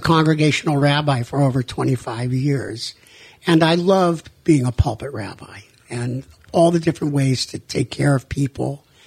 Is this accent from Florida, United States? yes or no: no; Massachusetts, United States; moved away as an adult; also born or lived in New Mexico; now in Daytona Beach, United States; I grew up in Massachusetts